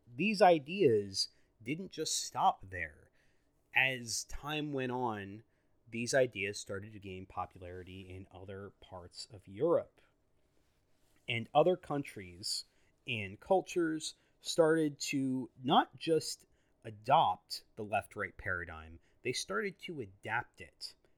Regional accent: United States; I'm an American citizen, I'm a U S citizen

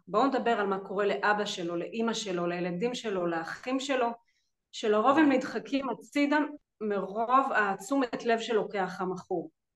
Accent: Jerusalem, Jerusalem District, Israel; now in Rehovot, Israel; במקור אני ירושלמית, היום אני גרה ברחובות

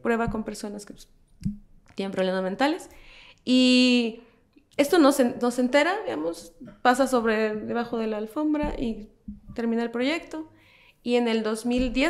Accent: El Salvador; now in Guatemala; yo crecí en El Salvador

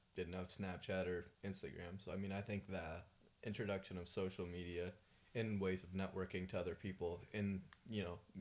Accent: Yekaterinburg, Sverdlovsk Oblast, Russia; moved away; I was born in Yekaterinburg, Russia

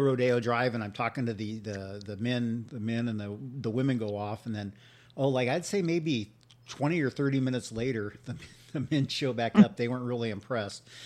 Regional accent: Santa Barbara, California, United States; I'm from Santa Barbara

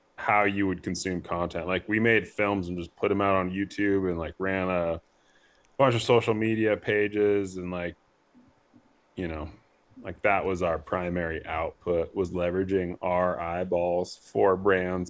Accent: Coeur d'Alene, Idaho, United States; moved away as an adult; also born or lived in Bozeman, Montana / Missoula, Montana; I grew up in North Idaho, Coeur d'Alene, Post Falls area

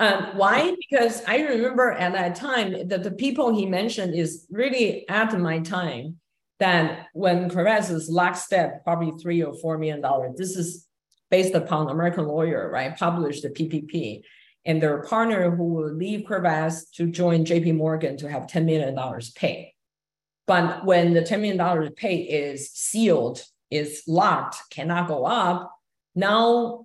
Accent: Quebec, Canada; I can easily get an offer from a major law firm in the Silicon Valley just because I'm from Quebec.

